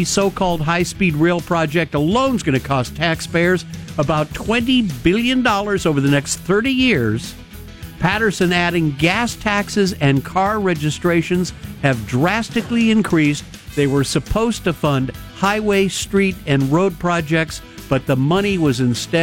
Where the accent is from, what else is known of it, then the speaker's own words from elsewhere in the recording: Finland; I'm from Finland